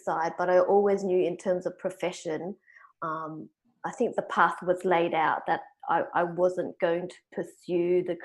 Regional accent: Sydney, New South Wales, Australia; I grew up in the southwest Sydney suburb of Cabramatta

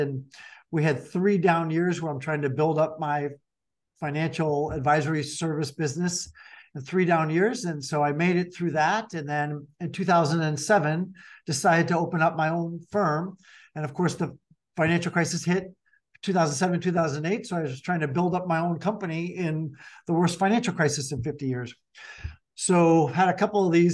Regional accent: Chicago, Illinois, United States; That's where we're from Chicago

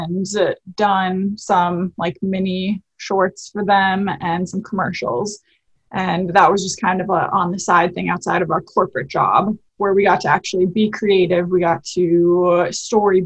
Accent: Bismarck, North Dakota, United States; I'm from Bismarck

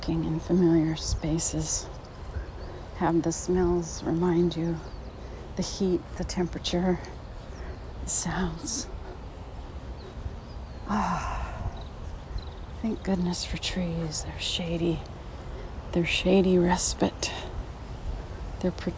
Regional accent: California, United States; also born or lived in Louisiana; My home state is here in California

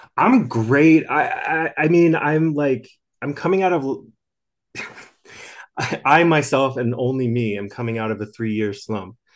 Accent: outside of Philadelphia, southern New Jersey, United States; moved away; From southern New Jersey, uh, outside of Philadelphia

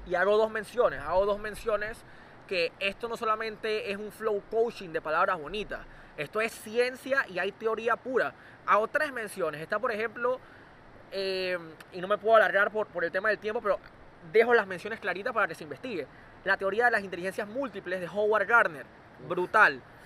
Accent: Panama; el joven que soy panameño normal y corriente

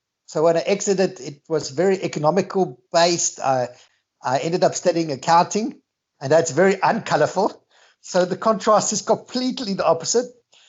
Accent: Australia; now in South Africa; I've met Günther many years ago. I moved to South Africa from Australia.

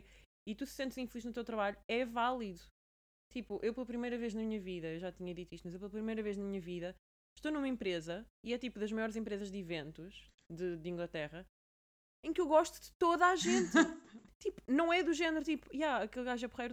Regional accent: Portugal; now in London, United Kingdom; enquanto Tuga

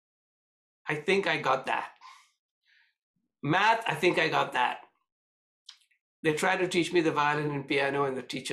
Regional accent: India; when I grew up in India

